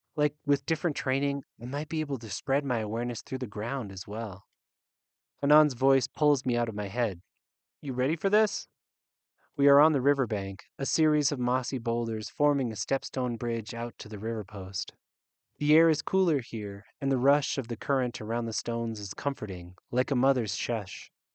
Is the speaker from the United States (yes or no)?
yes; United States; accent: unmarked American; also born or lived in Uganda; an unmarked American accent, my accent